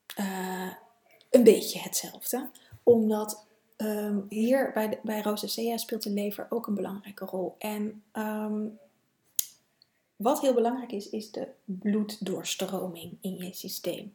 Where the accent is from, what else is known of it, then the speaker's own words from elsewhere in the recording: Netherlands; als Nederlander